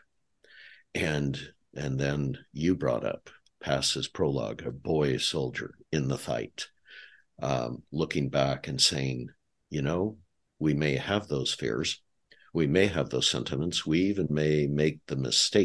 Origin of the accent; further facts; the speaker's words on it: United States; as an American